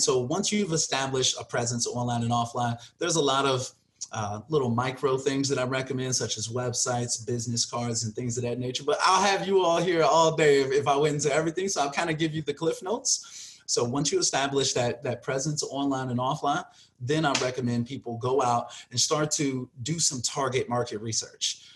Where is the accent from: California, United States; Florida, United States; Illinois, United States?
Illinois, United States; Chicago; moved away as an adult; now in Las Vegas, United States; I'm originally from Chicago. I was born and raised like in the suburbs of Chicago, out in Harvey and Markham